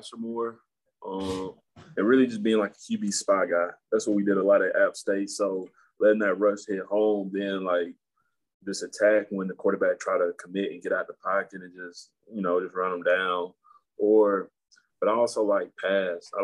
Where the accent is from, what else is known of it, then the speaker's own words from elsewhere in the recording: Spartanburg, South Carolina, United States; growing up, I'm from Spartanburg